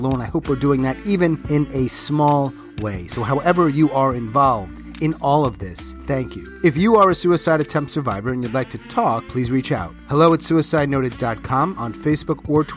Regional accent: United States; As an American

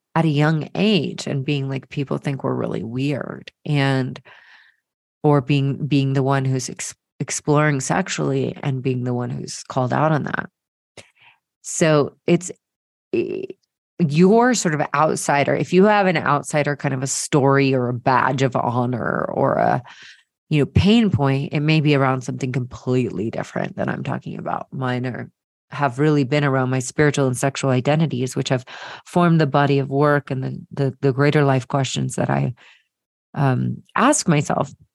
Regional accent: Marietta, Georgia, United States; growing up in Marietta, Georgia, and going to the Presbyterian Church

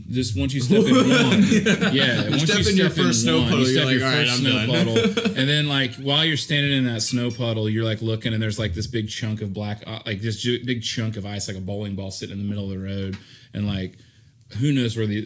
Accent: Augusta, Georgia, United States; from Right here in Augusta. I live in North Augusta, but I'm I, I, I claim Augusta.

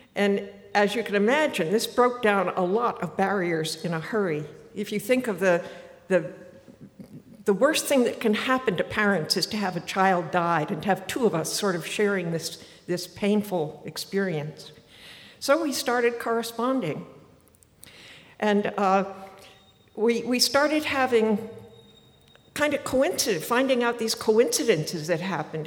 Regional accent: Martha's Vineyard, Massachusetts, United States; moved away as an adult; I was born on Martha's Vineyard

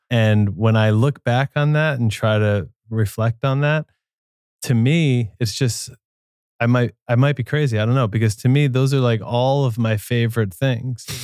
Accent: New Jersey, United States; moved away; also born or lived in New York City / Brooklyn; I grew up in New Jersey

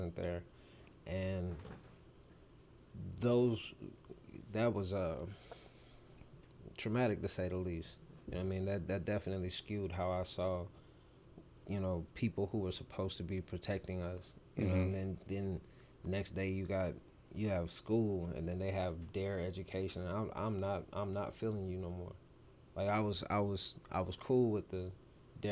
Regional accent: Clarksville, Tennessee, United States; also born or lived in Germany; Growing up in Birchwood, Clarksville, Tennessee, on the north side

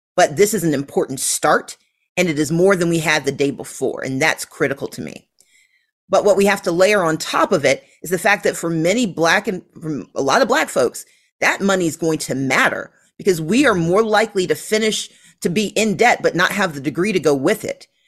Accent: Mississippi, United States; now in Georgia, United States; I grew up in Mississippi

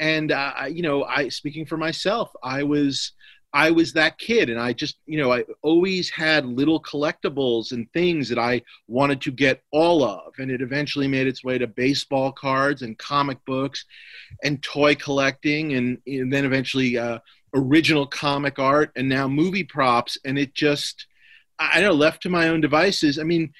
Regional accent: New York, United States; Sometimes when my mother is cleaning our place where I was raised in New York, she'll just send me a box of stuff.

